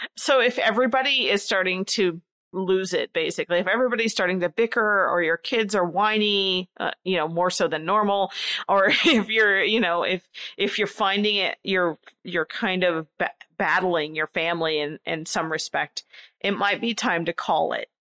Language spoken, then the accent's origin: English; Nebraska, United States; I grew up in a very small area of Nebraska, very rural